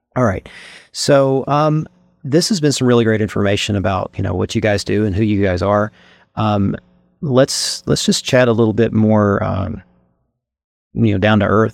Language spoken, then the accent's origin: English; Eastern Kentucky, United States; being born and raised in Kentucky